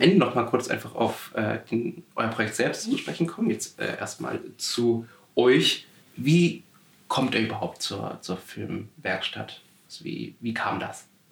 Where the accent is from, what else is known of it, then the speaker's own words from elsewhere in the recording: Swabia, Baden-Württemberg, Germany; ich komme aus, aus, aus dem Südwesten, Schwabenland